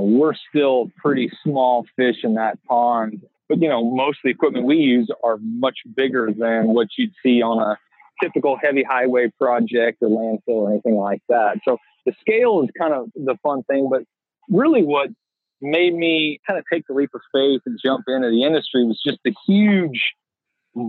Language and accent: English; Bloomington, Indiana, United States; born and raised in Bloomington, Indiana